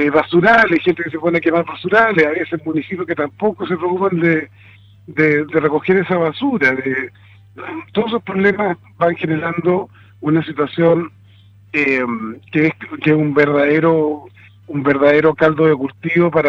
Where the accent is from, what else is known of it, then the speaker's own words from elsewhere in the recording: Rancagua, O'Higgins, Chile; yo, soy de Rancagua y, soy de la región de O'Higgins